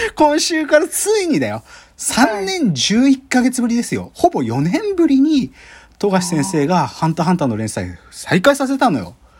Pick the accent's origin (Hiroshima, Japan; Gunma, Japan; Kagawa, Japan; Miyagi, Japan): Gunma, Japan; 僕も群馬で育ってるんで